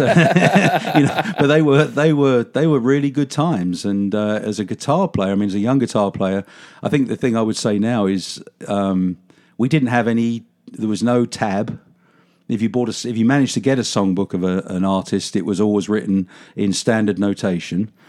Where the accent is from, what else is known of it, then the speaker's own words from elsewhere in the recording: London, United Kingdom; moved away as an adult; now in Fort Worth, United States; I did grow up in, um, a, an area of South London